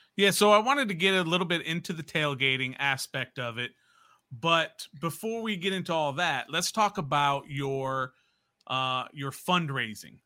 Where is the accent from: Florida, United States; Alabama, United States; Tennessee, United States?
Florida, United States; Jacksonville; I'm from Jacksonville